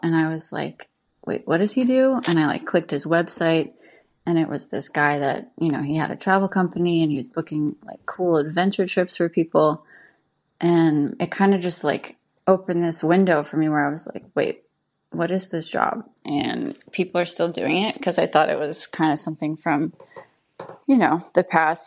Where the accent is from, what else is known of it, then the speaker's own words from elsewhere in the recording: New York, United States; also born or lived in Moab; now in Portugal; I am originally from New York and currently living in Portugal